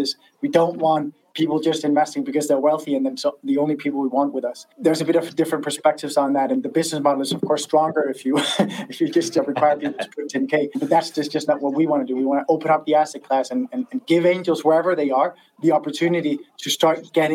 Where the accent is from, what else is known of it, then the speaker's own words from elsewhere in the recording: Denmark; I'm from Denmark